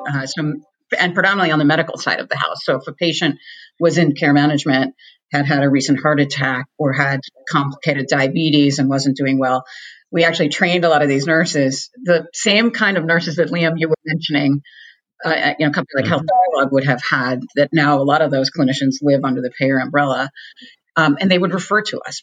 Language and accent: English; Boston, Massachusetts, United States; I'm from Boston.